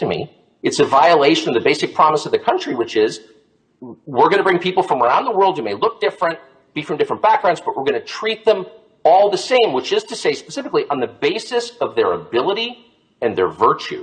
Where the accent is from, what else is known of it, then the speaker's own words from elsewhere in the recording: Southern California, United States; I grew up in Southern California in the 70s